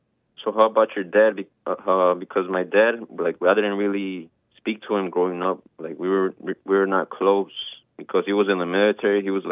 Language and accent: English; Chicago, Illinois, United States; I'm 22, I'm from Chicago, I'm from the south side